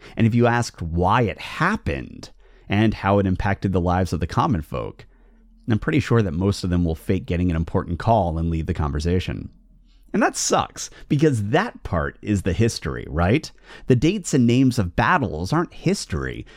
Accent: United Kingdom; now in Portland, United States; I'm not a U S citizen, I'm actually a British citizen

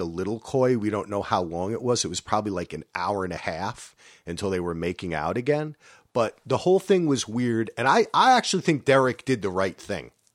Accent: New Jersey, United States; I'm from New Jersey

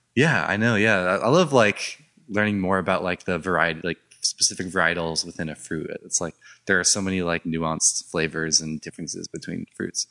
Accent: Orange County, California, United States; I grew up in Orange County

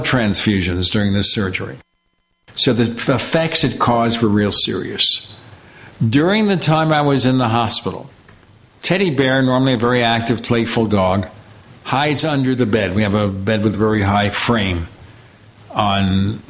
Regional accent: New York City, New York, United States; I grew up in Brooklyn

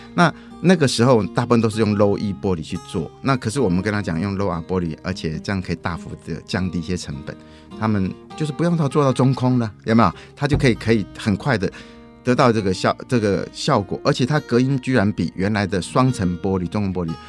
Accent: Taiwan; 我们台湾人

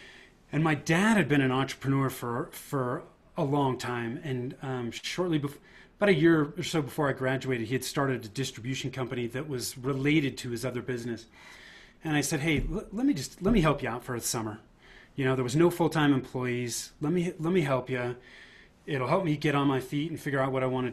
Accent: Northern California, United States; moved away as an adult; now in Denver, United States; I was born and raised in Northern California. Now I live in the Denver, Colorado area

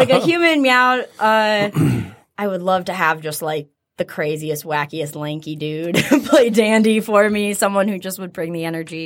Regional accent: Michigan, United States; I'm just one of those people who loves my home state so much

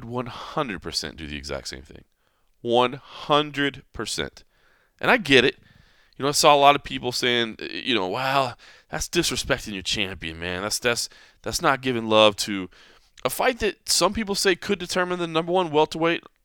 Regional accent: Dallas, Texas, United States; where I grew up in Dallas

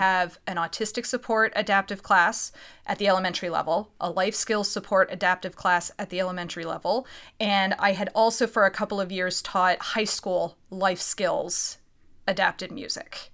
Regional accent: Reading, Pennsylvania, United States; also born or lived in Philadelphia; I'm from Reading, Pennsylvania

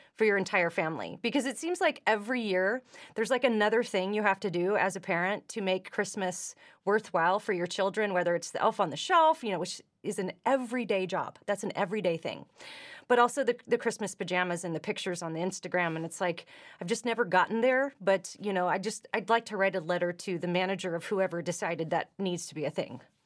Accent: California, United States; moved away as an adult; now in Nashville, United States; I come from California

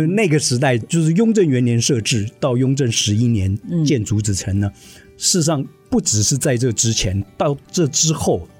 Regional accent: Hsinchu, Hsinchu City, Taiwan; also born or lived in Paris / Beijing; 我出生在新竹的眷村，茂宜八村

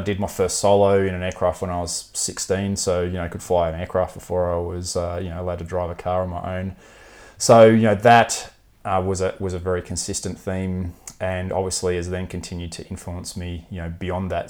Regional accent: Melbourne, Victoria, Australia; I grew up in Melbourne

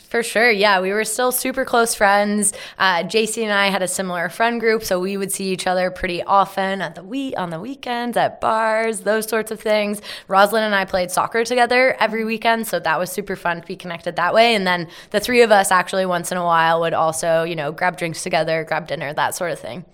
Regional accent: Carlisle, Ontario, Canada; I grew up in a small town called Carlisle

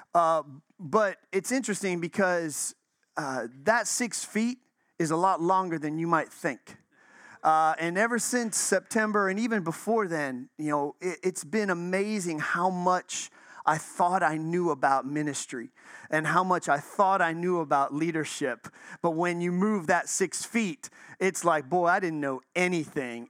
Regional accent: Chicago, Illinois, United States; now in Florida, United States; I'm from Chicago.

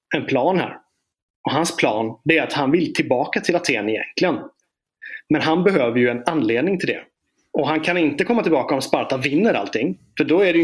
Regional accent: Småland, Sweden; jag är från Småland

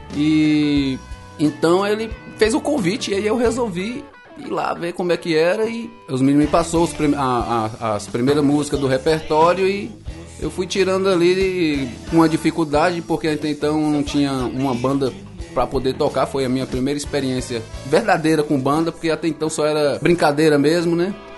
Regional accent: Vitória da Conquista, Bahia, Brazil; eu sou aqui de Vitória da Conquista mesmo, Bahia

